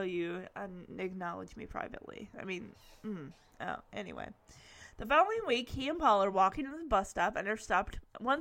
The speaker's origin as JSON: {"language": "English", "town": "Lowell", "country": "United States", "tie": "born or raised there", "said": "this was right in my hometown of Lowell, so Lowell's, like, really, really small"}